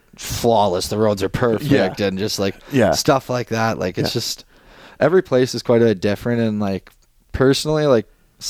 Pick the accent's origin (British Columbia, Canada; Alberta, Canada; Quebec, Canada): Alberta, Canada; Edmonton area; moved away; my hometown is Edmonton